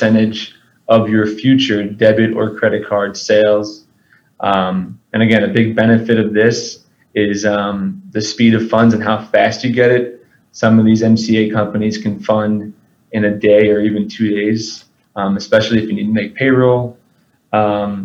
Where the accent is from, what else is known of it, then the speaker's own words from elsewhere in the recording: Long Island, Suffolk County, New York, United States; moved away as an adult; now in Austin, United States; I am born and raised in Long Island, New York, in Suffolk County.